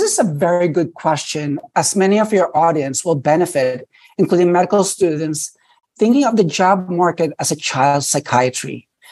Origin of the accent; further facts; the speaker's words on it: New York City, New York, United States; I grew up in New York City. So I did all my training in New York City. I never left.